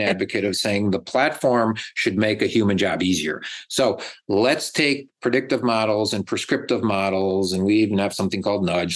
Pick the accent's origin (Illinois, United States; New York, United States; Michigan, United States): New York, United States; Buffalo; now in Dallas, United States; I grew up in Buffalo, New York, eating chicken wings, and now I'm here in Texas eating barbecues